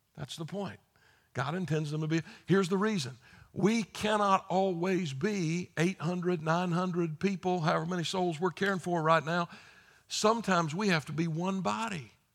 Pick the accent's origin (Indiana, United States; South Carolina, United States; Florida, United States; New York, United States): South Carolina, United States; moved away; I just spent five days in my home state of South Carolina